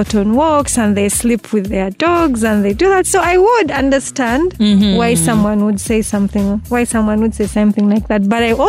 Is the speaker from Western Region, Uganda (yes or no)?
no; Entebbe, Central Region, Uganda; I grew up in Entebbe